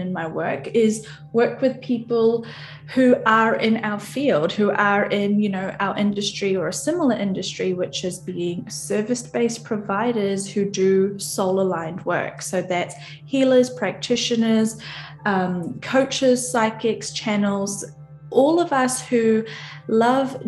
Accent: New Zealand; I'm from New Zealand

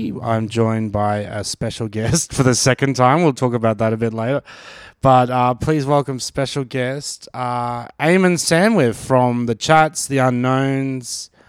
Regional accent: Australia; Yeah, well, like as Aussies, I'm into sports

